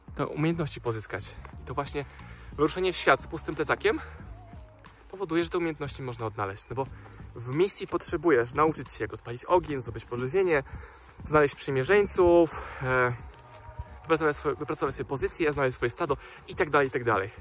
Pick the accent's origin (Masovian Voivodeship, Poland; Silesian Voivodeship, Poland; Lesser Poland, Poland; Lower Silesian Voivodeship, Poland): Lesser Poland, Poland; Dunajec valley; born or raised there